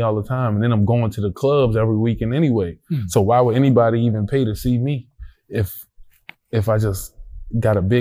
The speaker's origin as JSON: {"language": "English", "town": "Baltimore", "region": "Maryland", "country": "United States", "also_born_or_lived": "Atlanta", "moved": "as an adult", "said": "I'm from Baltimore."}